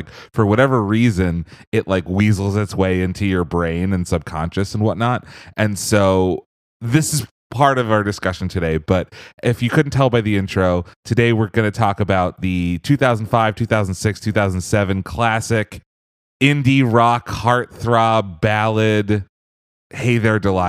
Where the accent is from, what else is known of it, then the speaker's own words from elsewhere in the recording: Newtown, United States; Newtown Book and Record Exchange, my hometown record store